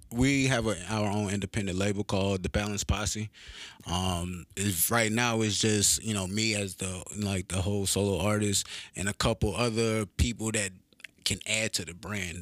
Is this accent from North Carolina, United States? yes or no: yes; Pollocksville, North Carolina, United States; moved away as an adult; now in Clarksville, United States; I'm from this small, like, town called Pollocksville. It's, like, off by the coast, little country-ass town